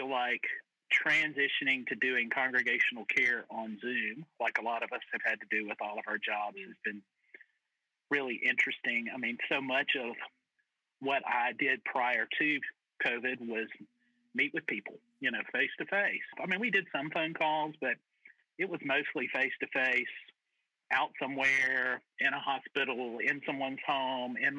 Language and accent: English; Mississippi, United States; moved away as an adult; also born or lived in Atlanta, Georgia; now in St. Louis, United States; My first pastorate was actually back in Mississippi